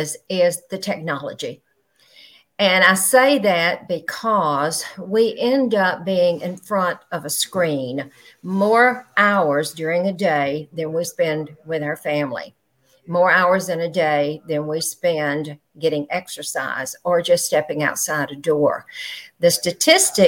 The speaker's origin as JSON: {"language": "English", "region": "Georgia", "country": "United States", "moved": "yes", "lives_now": "Panama City, United States", "said": "originally from Georgia"}